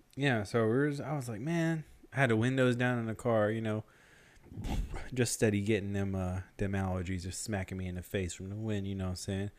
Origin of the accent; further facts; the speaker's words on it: Memphis, Tennessee, United States; we're basically from Memphis